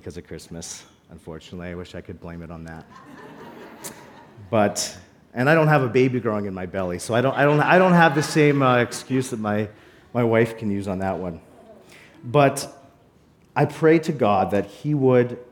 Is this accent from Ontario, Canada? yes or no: no; Calgary, Alberta, Canada; now in Cold Lake, Canada; I grew up in Calgary, but I spent every summer coming to Cold Lake to visit my grandfather